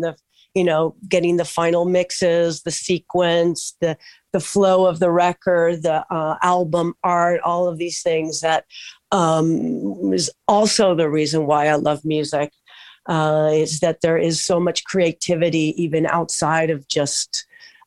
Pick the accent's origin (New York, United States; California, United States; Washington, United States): California, United States; Southern; also born or lived in Mar del Plata, Argentina; I'm actually from Southern California. I've been here 40 years plus